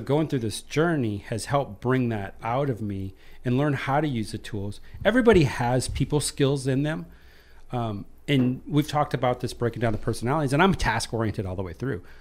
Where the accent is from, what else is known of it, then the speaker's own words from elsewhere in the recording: Iowa, United States; I was raised in Iowa